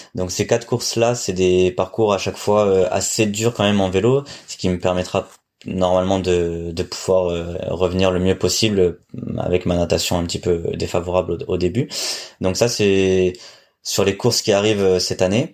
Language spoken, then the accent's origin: French; Nice, Provence-Alpes-Côte d'Azur, France; je suis niçois